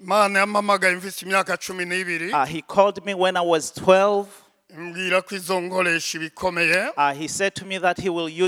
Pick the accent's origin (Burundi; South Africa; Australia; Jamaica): Burundi; born there; also born or lived in Tanzania; I was born in Burundi.